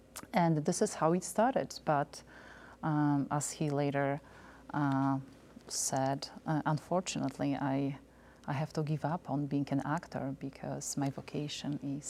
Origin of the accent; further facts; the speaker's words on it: Poland; also born or lived in Warsaw, Poland; now in United States; I was born in Poland.